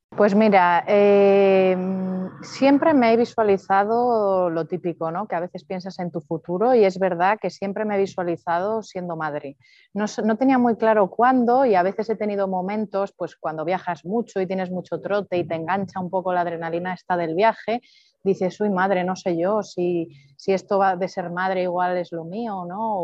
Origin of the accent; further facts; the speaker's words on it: Palencia, Castile and León, Spain; also born or lived in Madrid; now in Andorra; soy de Palencia, nací en Palencia con P